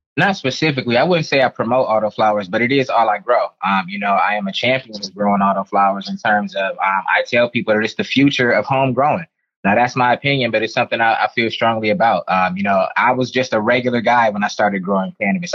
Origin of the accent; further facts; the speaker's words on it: Detroit, Michigan, United States; I grew up in Detroit. Shout out to my city, Detroit, Michigan